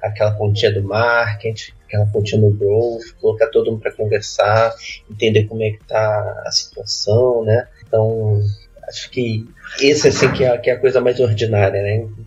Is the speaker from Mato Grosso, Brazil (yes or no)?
no; Rio de Janeiro, Brazil; now in Piranguinho, Brazil; Sou carioca, mas moro aqui no sul de Minas